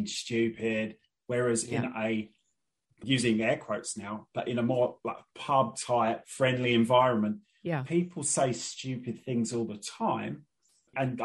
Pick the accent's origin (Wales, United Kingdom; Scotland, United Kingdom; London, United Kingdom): London, United Kingdom; I grew up in Northeast London